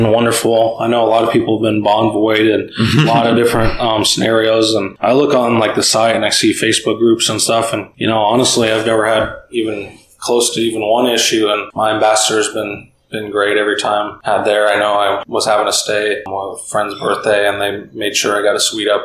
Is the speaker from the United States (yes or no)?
yes; Seattle, Washington, United States; I grew up in Seattle, one of Delta's bigger hubs